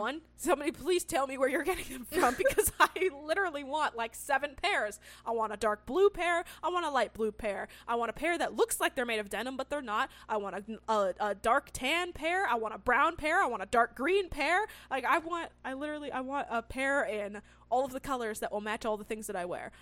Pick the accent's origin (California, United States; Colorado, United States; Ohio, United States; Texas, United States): California, United States; I grew up in California